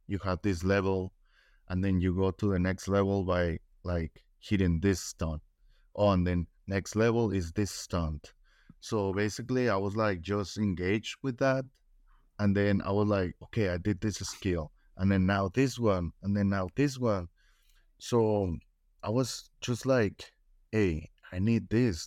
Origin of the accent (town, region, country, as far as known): Mexico; first language Spanish; English is a second language; now in United States